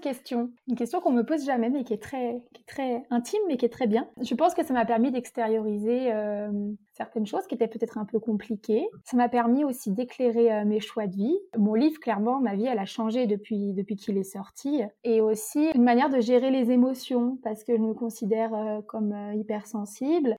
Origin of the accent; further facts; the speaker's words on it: Morzine, Auvergne-Rhône-Alpes, France; j'ai grandi à Morzine, qui est une station de ski